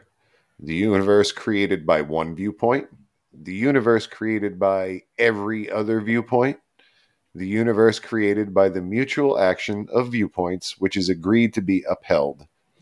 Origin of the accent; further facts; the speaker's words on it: New York City, New York, United States; We're from Staten Island